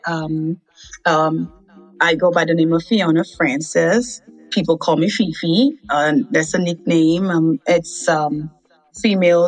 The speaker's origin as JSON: {"language": "English", "country": "Dominica", "tie": "born or raised there", "also_born_or_lived": "Massachusetts", "moved": "as an adult", "lives_now": "Freeport, United States", "said": "I was born in Dominica. I was raised there until age 22, and I'm currently residing in Freeport, Louisiana."}